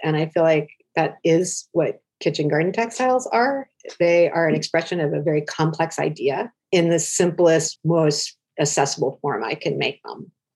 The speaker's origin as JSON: {"language": "English", "region": "Oregon", "country": "United States", "tie": "born or raised there", "said": "I grew up in Oregon in the 70s"}